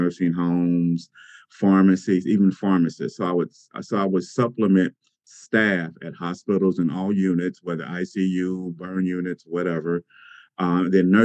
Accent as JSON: {"language": "English", "town": "Cincinnati", "region": "Ohio", "country": "United States", "tie": "born or raised there", "also_born_or_lived": "Atlanta, Georgia", "moved": "as an adult", "said": "I am originally from Cincinnati. I grew up here with two sisters and attended Woodward High School"}